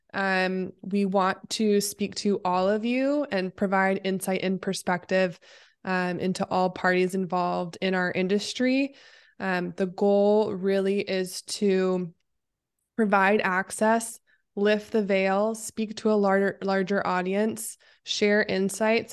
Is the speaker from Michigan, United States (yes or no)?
no; Oregon, United States; moved away as an adult; now in Los Angeles, United States; I am based in L A. I am from Oregon originally, but I've lived in SoCal area for Lord, including college.